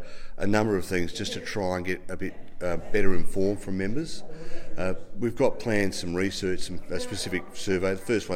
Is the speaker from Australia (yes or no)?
yes; Adelaide, South Australia, Australia; moved away; Adelaide is still a bit my hometown originally